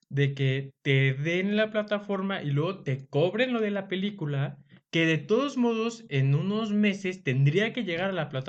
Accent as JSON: {"language": "Spanish", "region": "Mexico City", "country": "Mexico", "tie": "born or raised there", "said": "Pues yo soy del Distrito Federal"}